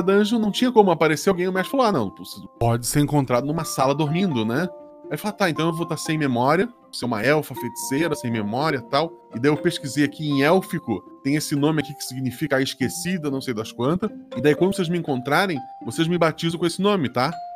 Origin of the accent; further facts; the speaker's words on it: Florianópolis, Santa Catarina, Brazil; numa ilha distante, inclusive, e que é Florianópolis, é o lugar onde eu nasci.